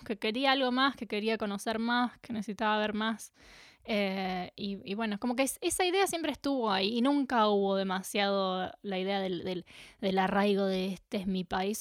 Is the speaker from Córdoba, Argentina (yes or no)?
yes; Capilla del Monte, Córdoba, Argentina; moved away as an adult; also born or lived in Buenos Aires, Argentina / New Zealand; now in Melbourne, Australia; crecí en Capilla del Monte, en Córdoba, en Argentina